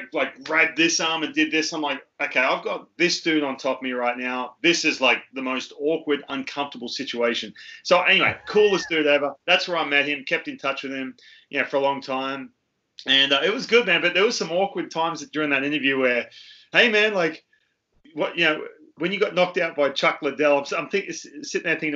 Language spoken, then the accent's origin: English; Australia; moved away; I came from Australia